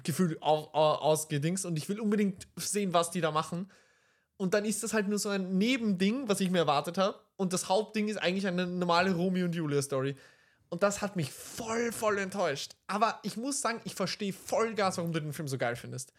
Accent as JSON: {"language": "German", "region": "Vienna", "country": "Austria", "said": "wir aus Wien sind"}